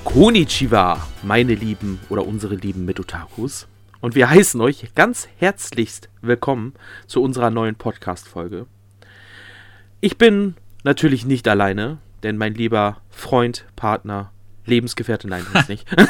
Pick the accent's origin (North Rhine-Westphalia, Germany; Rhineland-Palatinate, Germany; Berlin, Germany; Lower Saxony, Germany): North Rhine-Westphalia, Germany; bei uns in NRW, also da, wo ich herkomme